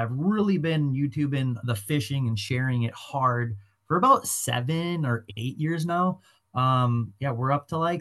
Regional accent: Oshkosh / Omro, Wisconsin, United States; I just pretty much grew up on the ice, on the water. And when we moved to Oshkosh or Omro, we lived like right by the Fox River

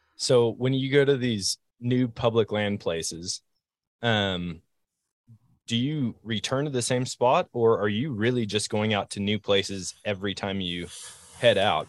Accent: Eau Claire, Wisconsin, United States; growing up in Wisconsin

